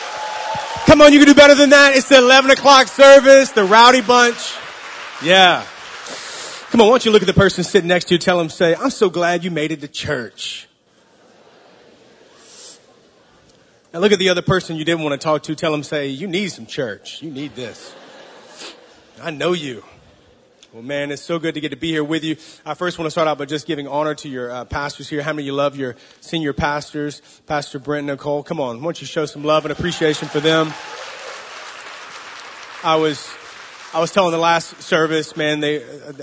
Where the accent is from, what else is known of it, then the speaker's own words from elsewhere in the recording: the South, United States; now in San Francisco, United States; We're from the South in the States